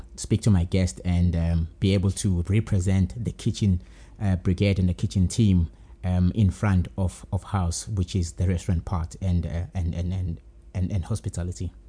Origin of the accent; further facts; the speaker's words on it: Durban, KwaZulu-Natal, South Africa; moved away as an adult; now in Johannesburg, South Africa; born and bred in Durban